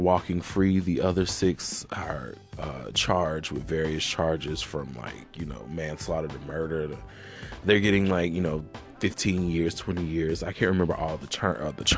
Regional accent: Alabama, United States; now in Atlanta, United States; I'm from Alabama. I live in Atlanta now, but obviously, that's where I'm from

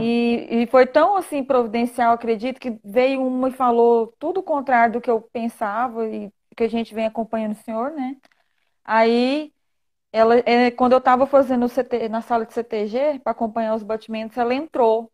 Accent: Goiânia, Goiás, Brazil; eu sou de Goiânia

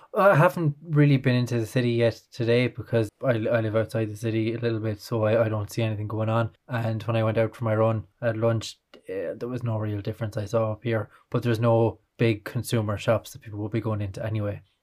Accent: Ireland; being Irish

